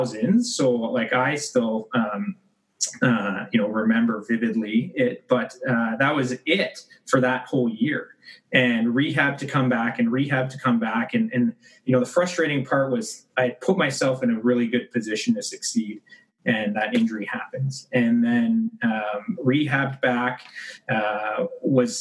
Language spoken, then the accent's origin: English; Mississauga, Ontario, Canada; also born or lived in Kingston / Ottawa / Calgary; now in Oakville, Canada; Mississauga born and raised